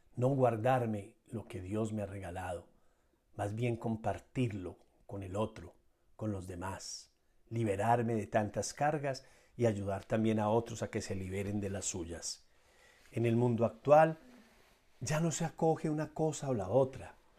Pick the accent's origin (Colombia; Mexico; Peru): Colombia; en mi país, que es Colombia